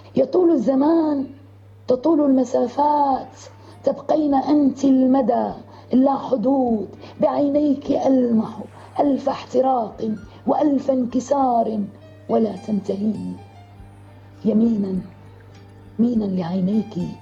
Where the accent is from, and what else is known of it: Deir ez-Zor, Deir ez-Zor Governorate, Syria; moved away as an adult; also born or lived in Damascus